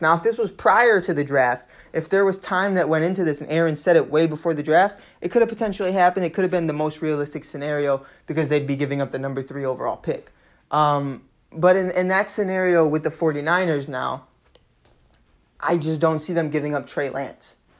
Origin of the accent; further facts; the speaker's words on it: Chicago, Illinois, United States; accent: Chicago; pardon my accent there, the little Chicago came outta me